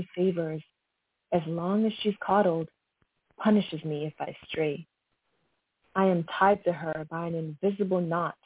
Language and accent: English; New York City, New York, United States; moved away as an adult; also born or lived in Brooklyn; now in Pennsylvania, United States; I am from New York, actually. New York City, born in Brooklyn, but now I'm actually living in Pennsylvania